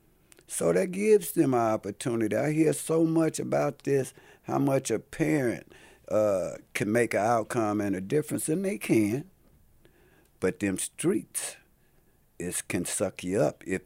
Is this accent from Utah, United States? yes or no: no; Los Angeles, California, United States; I'm born and raised in Los Angeles, California